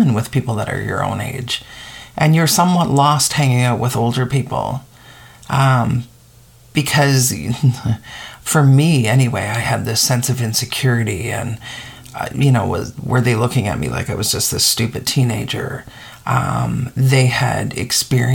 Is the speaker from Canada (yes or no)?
yes; Eastern Arctic, Canada; growing up in the Eastern Arctic as the only white child